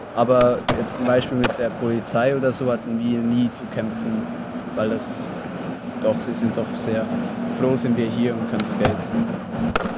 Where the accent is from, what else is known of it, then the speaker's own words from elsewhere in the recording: Bern, Switzerland; ich komme aus der Berner Region